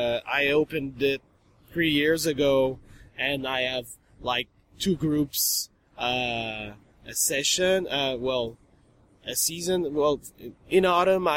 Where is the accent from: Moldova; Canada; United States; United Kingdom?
Canada; Quebec; accent: French Canadian; English is a second language; we speak French Canadian, so it's French